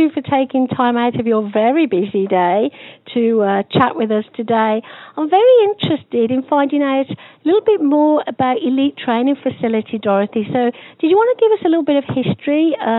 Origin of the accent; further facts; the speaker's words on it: England, United Kingdom; when I was a young girl growing up in England